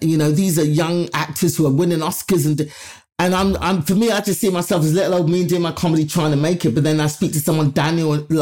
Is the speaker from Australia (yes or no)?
no; London, United Kingdom; my life growing up in London